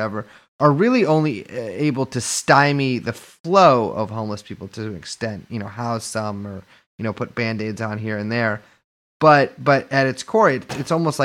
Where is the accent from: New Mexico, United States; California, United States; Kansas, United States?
California, United States; San Francisco; I'm from San Francisco